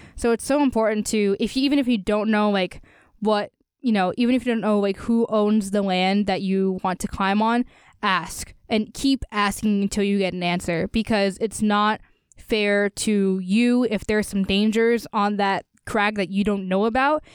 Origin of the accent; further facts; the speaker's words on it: Easton, Pennsylvania, United States; my hometown of Easton